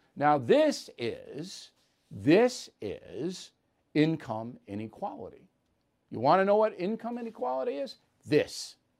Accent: New York, United States; also born or lived in Boston; I'm from New York

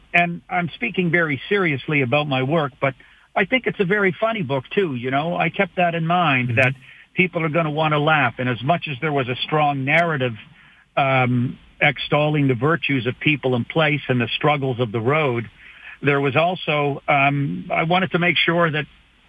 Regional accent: Canada; as a Canadian comedian

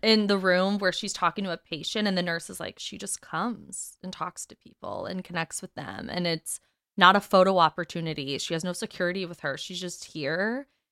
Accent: United Kingdom; We're British

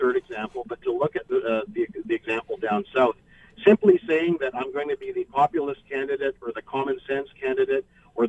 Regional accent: Canada; as a Canadian.

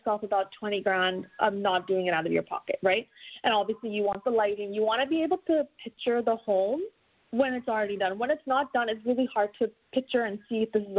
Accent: Montreal, Quebec, Canada; now in Vaudreuil, Canada; where I grew up in the West Island

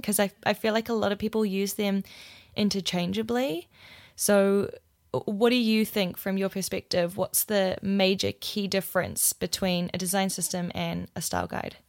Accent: Wellington, New Zealand; moved away as an adult; Wellington, my hometown

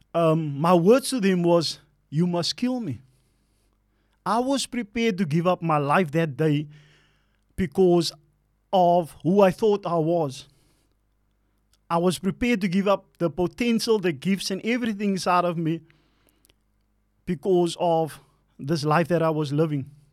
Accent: Cape Town, Western Cape, South Africa; also born or lived in Elsies River; So I was born in Alsis and we moved, um, to Mitzels Plain. That's where I actually started growing up in Mitzels Plain

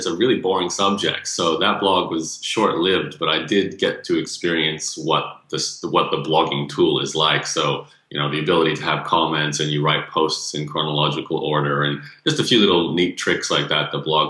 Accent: Australia; accent: Canadian; Well, born and raised in Australia, although I have Canadian parents, hence Canadian accent.

